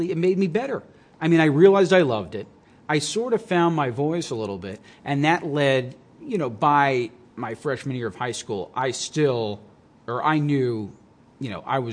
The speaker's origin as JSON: {"language": "English", "area": "Long Island", "region": "New York", "country": "United States", "tie": "born or raised there", "also_born_or_lived": "Binghamton", "said": "I started growing up in Long Island"}